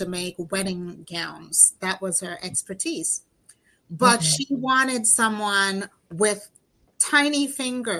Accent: New York City, New York, United States; also born or lived in Jamaica; I grew up here in Brooklyn. I'm in Brooklyn, New York

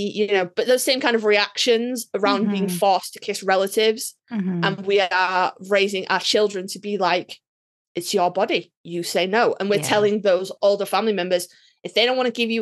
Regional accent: United Kingdom; we're British

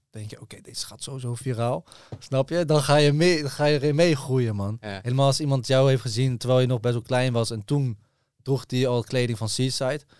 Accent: Zeeland, Netherlands; Ik kom uit Zeeland, man.

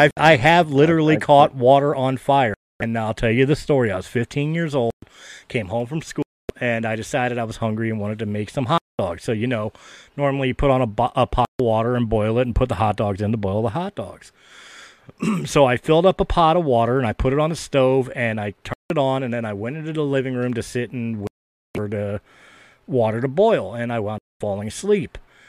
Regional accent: Philadelphia, Pennsylvania, United States; I'm from Philly.

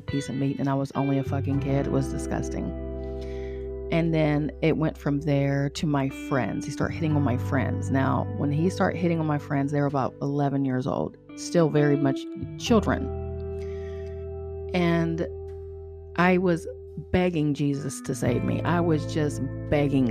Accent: Charleston, West Virginia, United States; I'm from Charleston, West Virginia

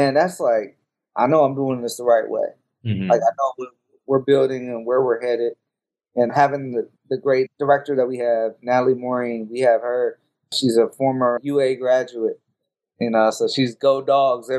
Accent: Cincinnati, Ohio, United States; I'm from Cincinnati

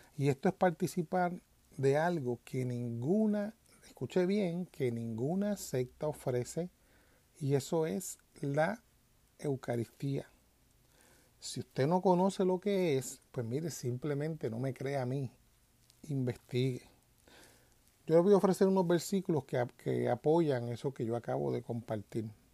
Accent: Puerto Rico; moved away; yo vengo de Puerto Rico, en Puerto Rico pues esa palabra cristiano para el tiempo que yo me criaba o que vivía en Puerto Rico no existía

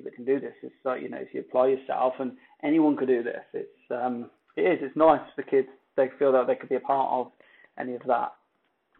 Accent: Coventry, West Midlands, United Kingdom; England, place called Coventry

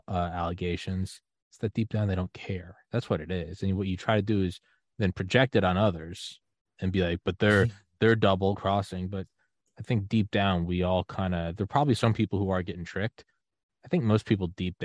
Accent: United States; as an American

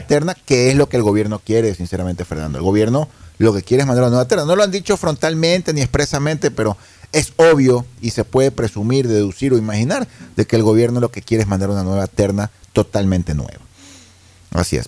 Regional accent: Ecuador; como ecuatorianos

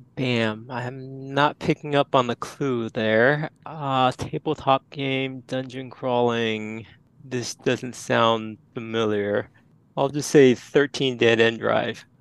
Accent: Houston, Texas, United States; I'm from Houston, Texas

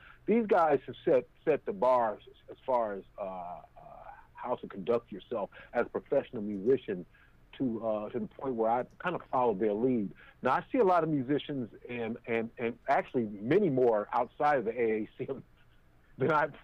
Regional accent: Chicago, Illinois, United States; born or raised there; also born or lived in Oakland, California

